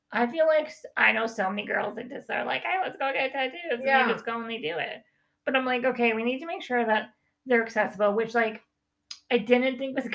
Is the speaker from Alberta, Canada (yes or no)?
yes; High River, Alberta, Canada; I'm from High River